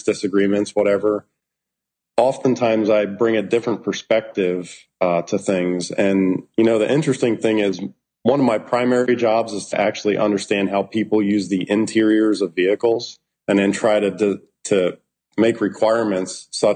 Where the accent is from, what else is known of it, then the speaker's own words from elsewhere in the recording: distant suburbs of Philadelphia, southeastern Pennsylvania, United States; I grew up in Pennsylvania, southeastern Pennsylvania. I like to say distant suburbs of Philadelphia